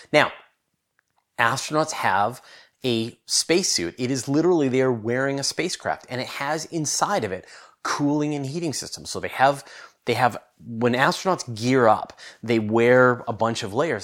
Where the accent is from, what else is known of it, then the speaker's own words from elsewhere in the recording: Canada; I'm Canadian, uh, but I live on the west coast of Canada